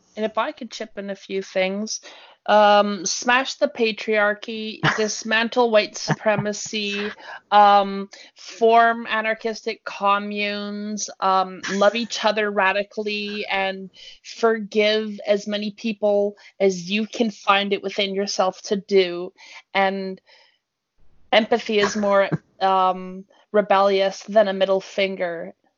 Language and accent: English; BC, British Columbia, Canada; moved away; my hometown Jay has 3,000 people in it